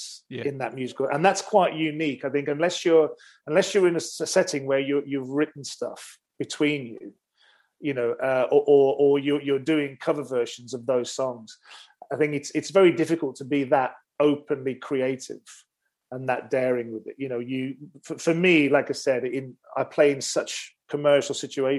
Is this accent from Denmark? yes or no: no; Wolverhampton, West Midlands, United Kingdom; I used to go to my local library in my hometown of Wolverhampton.